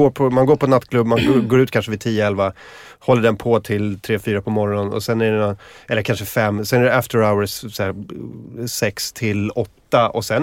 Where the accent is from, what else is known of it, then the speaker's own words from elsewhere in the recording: Sweden; Jag är från Sverige.